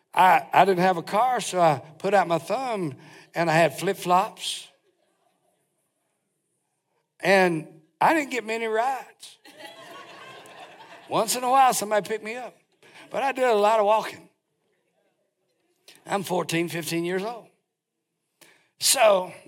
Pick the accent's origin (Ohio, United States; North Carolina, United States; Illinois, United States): North Carolina, United States; I'm from North Carolina